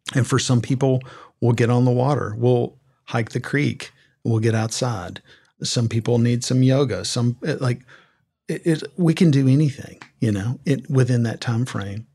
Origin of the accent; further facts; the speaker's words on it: Southern Middle Tennessee, United States; growing up in Southern Middle Tennessee to a very conservative family